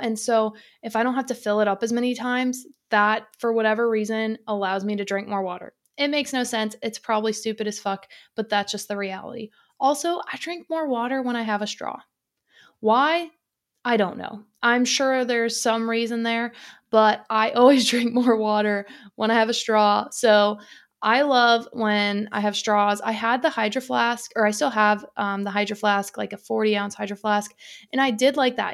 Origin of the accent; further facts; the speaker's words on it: Detroit, Michigan, United States; moved away; growing up in the Detroit area